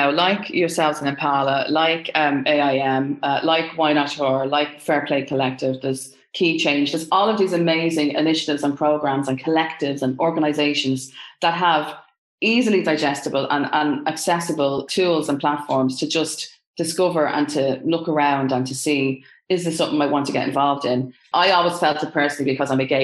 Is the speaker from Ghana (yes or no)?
no; Ireland; I'm Irish